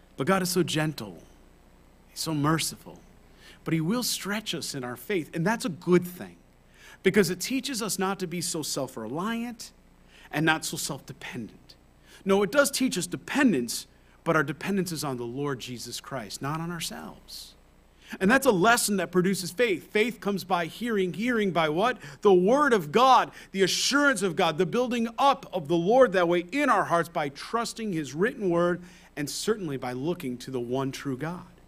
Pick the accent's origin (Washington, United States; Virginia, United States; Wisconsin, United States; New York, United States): New York, United States; moved away; I'm from New York originally